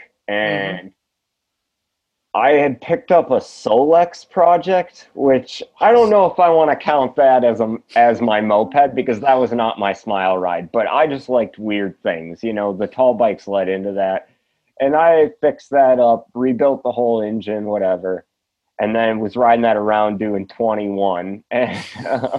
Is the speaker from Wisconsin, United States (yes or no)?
yes; Wisconsin, United States; also born or lived in Twin Cities, Minnesota; I was born in the Twin Cities, grew up in Wisconsin right across the border